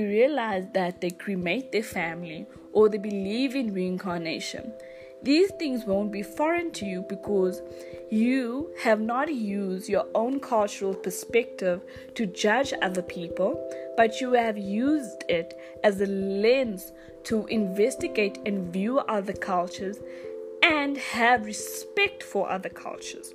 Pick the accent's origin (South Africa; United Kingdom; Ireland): South Africa; I am from South Africa